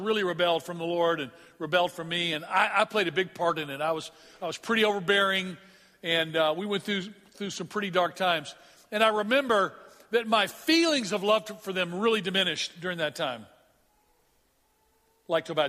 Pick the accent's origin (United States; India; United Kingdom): United States; Memphis, Tennessee; moved away; I'm from Memphis, Tennessee